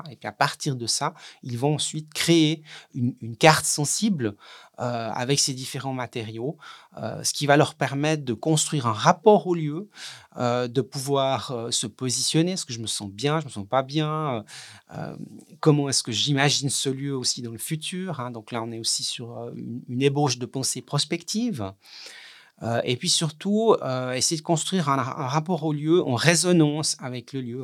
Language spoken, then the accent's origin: French; Switzerland; chez nous en Suisse